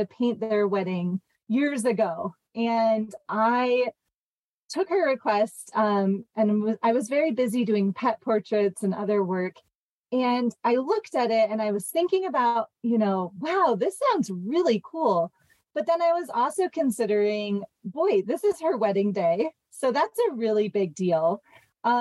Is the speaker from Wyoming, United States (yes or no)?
yes; Jackson Hole, Wyoming, United States; also born or lived in Montana; I grew up in Montana and Wyoming. I was actually born in Jackson Hole and lived there until I was about 10